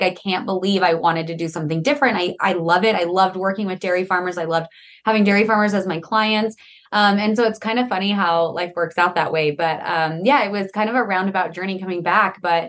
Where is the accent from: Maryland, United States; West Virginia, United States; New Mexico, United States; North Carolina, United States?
New Mexico, United States; ended up back in New Mexico, kind of near my hometown, dairy farming with him and his family.